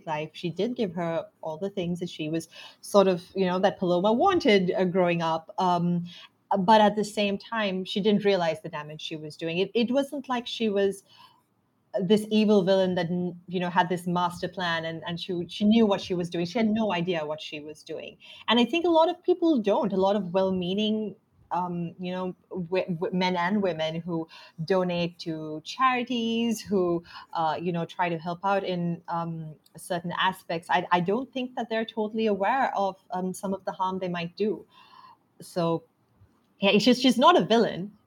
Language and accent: English; Sri Lanka; growing up in Sri Lanka